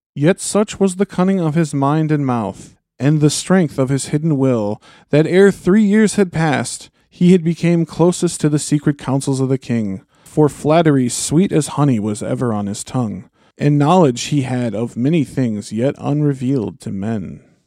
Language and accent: English; United States; I'm an American.